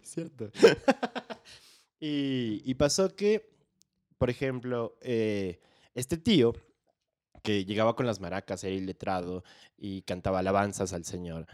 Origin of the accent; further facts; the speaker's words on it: Quito, Pichincha, Ecuador; nací en Quito, estudié en colegio militar.